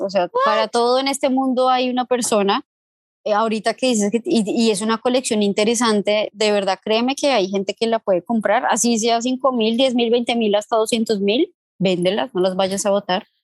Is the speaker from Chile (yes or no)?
no; Venezuela; moved away; en mi infancia en Venezuela